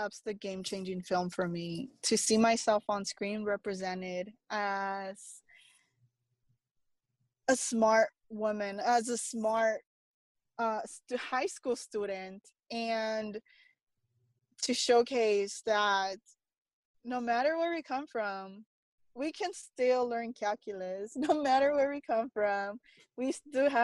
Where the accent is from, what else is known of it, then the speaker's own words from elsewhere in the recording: Los Angeles, California, United States; moved away; born and raised in East